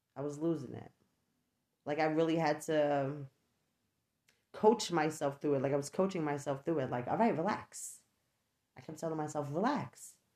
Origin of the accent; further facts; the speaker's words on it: New York, United States; moved away as an adult; I no longer live in New York. I am from New York